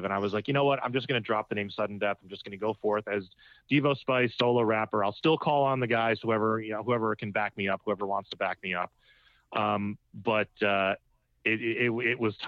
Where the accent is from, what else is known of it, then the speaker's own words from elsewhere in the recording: Trumbull, Connecticut, United States; I grew up in Trumbull, Connecticut